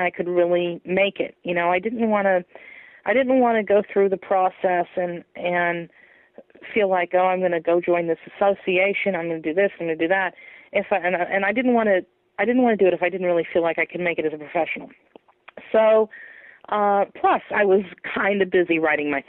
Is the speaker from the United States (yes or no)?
yes; Humboldt County, California, United States; I grew up in Humboldt County